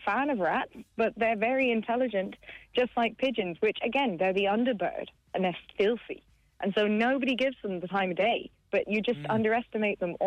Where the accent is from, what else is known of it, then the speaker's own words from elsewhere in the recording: Kilkenny, Leinster, Ireland; I grew up in Kilkenny, and I was underage in Langton's, as everyone was back in the day